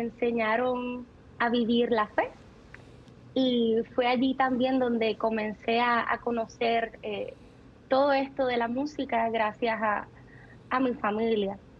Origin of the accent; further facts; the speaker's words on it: Ciales, Puerto Rico; also born or lived in Florida, United States; allí me crié, en el pueblito de, de, Ciales, que seguramente ellos lo mencionaron mucho, eh, que es un pueblo en la montaña, un pueblo bien humilde, en el mismo centro de, Puerto Rico